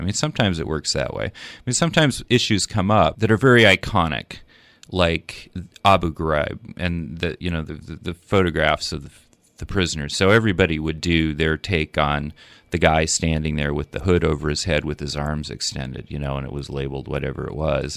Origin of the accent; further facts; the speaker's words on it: Minnesota, United States; moved away; also born or lived in Marquette, Michigan / Alexandria, Virginia / Portland, Oregon; When I was a young teenager growing up in Minnesota, uh, I had just come from living in Washington, D C.